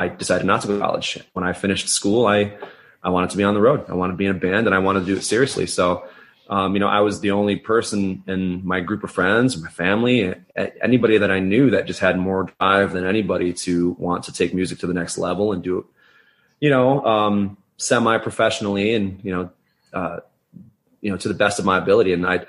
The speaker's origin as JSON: {"language": "English", "town": "Saratoga", "country": "United States", "tie": "born or raised there", "said": "But, I saw that show, in my hometown of Saratoga at the time."}